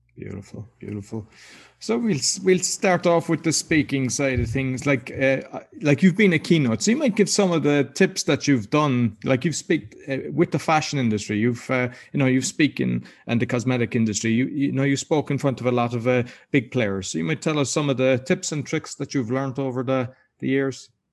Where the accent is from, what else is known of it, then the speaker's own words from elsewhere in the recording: Ireland; I'm Irish.